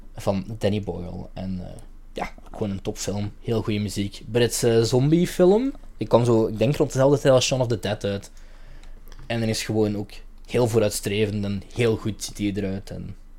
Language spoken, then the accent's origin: Dutch; Limburg, Flanders, Belgium; ik ben van Limburg